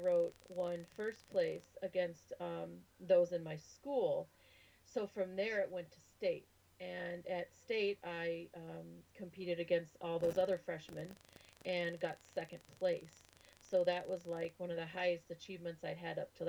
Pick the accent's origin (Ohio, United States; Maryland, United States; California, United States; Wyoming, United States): Wyoming, United States; also born or lived in Minnesota / Idaho; now in Chicago, United States; I was born in Upper Minnesota, in the back of beyond. grew up in Wyoming, and then moved to Idaho, spent a few years there